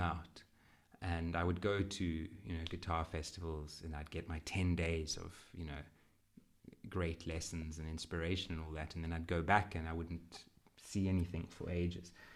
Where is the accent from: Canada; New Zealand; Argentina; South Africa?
South Africa; Western Cape; I am South African